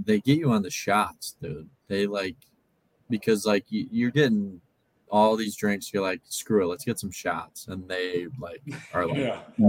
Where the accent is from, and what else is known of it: Australia; accent: Australian; moved away